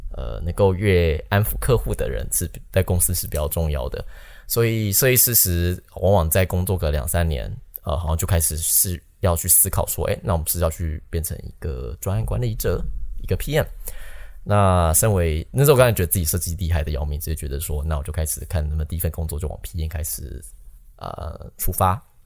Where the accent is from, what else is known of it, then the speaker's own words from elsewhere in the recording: Taiwan; moved away as an adult; also born or lived in Netherlands / Beijing / Silicon Valley; now in Amsterdam, Netherlands; 我们台湾人